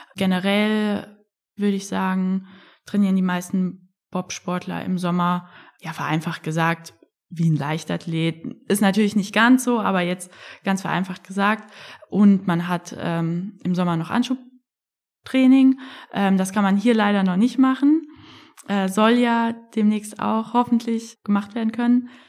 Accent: Frankfurt, Hesse, Germany; ich komme ja aus Frankfurt

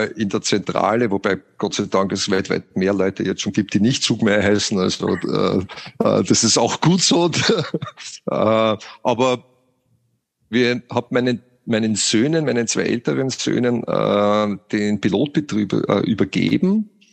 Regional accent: Austria; wie man hört, bin ich ja Österreicher.

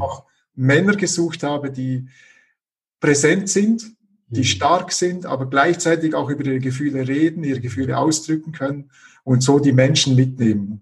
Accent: Switzerland; moved away as an adult; now in Leipzig, Germany; ich bin gebürtiger Schweizer, das hört man wahrscheinlich auch noch äh, ein bisschen.

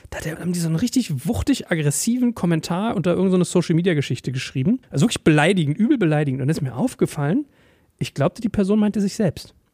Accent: Berlin, Germany; born or raised there

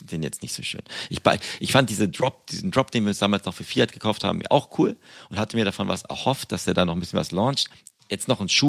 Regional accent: Berlin, Germany; als Berliner

